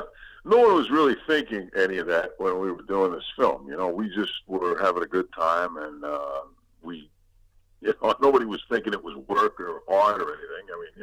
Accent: Brooklyn, New York, United States; Well, we're from East New York in Brooklyn, Sunnyside Avenue and Miller.

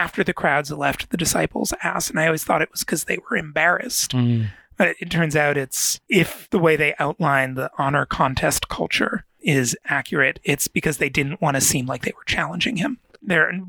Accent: United States; being specifically American.

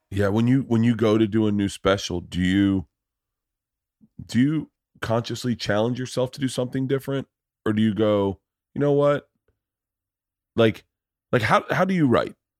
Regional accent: Tampa, Florida, United States; I grew up in Tampa

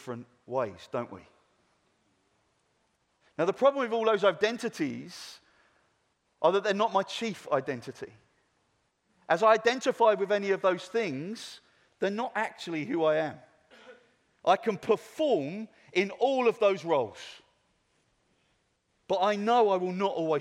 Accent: England, United Kingdom; I'm English

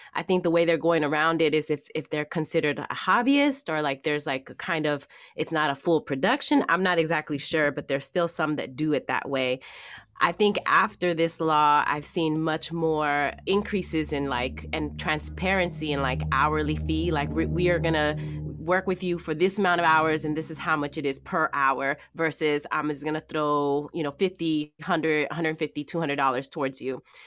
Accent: Oakland, California, United States; accent: Oakland regionalism; moved away as an adult; also born or lived in San Francisco / Ohio / Oregon; I was raised in Oakland, so I'm a town, I'm from the town, I'm from here

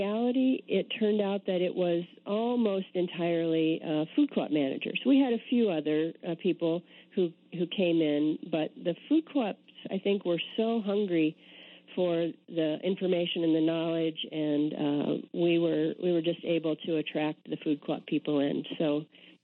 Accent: Indiana, United States; moved away; also born or lived in Austin, Texas / Wisconsin; I'm a Midwesterner. I grew up in Indiana

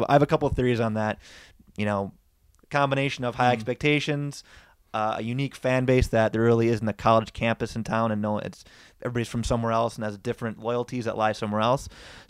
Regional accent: Wisconsin, United States; born there; I'm a Badger fan. I'm a Packer fan. I was born in Wisconsin.

